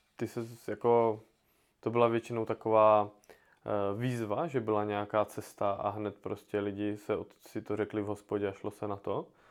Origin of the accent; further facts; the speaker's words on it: Brno, South Moravian Region, Czechia; u nás v Brně